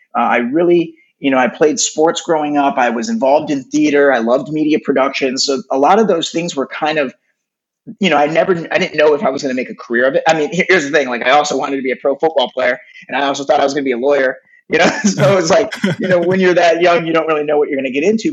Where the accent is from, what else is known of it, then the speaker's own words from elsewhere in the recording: Detroit, Michigan, United States; now in Los Angeles, United States; I grew up in Detroit, Michigan